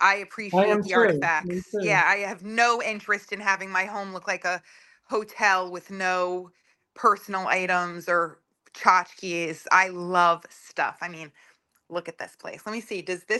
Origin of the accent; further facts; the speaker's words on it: Suffern, New York, United States; I was born in Suffern in 1973.